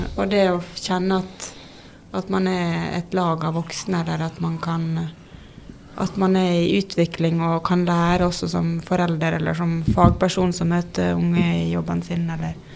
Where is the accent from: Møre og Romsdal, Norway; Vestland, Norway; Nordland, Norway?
Møre og Romsdal, Norway; Ålesund; moved away as an adult; now in Oslo, Norway; jeg er jo fra Ålesund, egentlig. Mm. Men det er halve livet siden jeg bodde